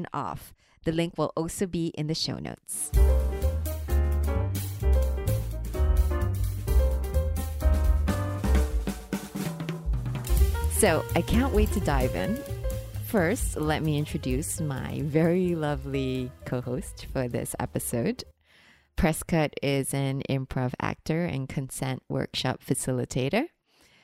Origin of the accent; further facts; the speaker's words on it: Singapore; I'm from Singapore